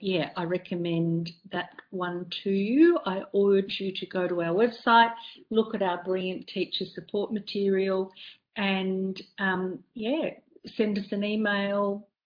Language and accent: English; Australia; the great thing about being Australian publisher is that we can publish Australian books and label them as Australian and have 000 and not 911